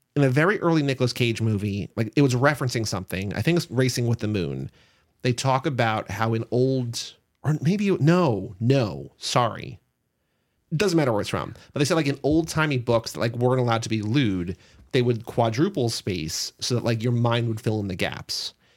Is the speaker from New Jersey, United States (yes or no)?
yes; New Jersey, United States; we are two guys from New Jersey